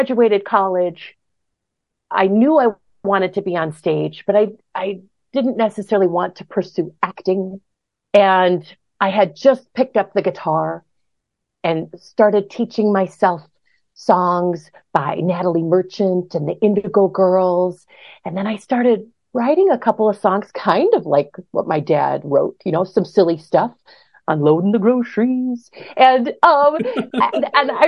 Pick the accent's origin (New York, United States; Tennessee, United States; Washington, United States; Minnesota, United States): Minnesota, United States; Brooklyn Center; now in Northfield, United States; I grew up in Brooklyn Center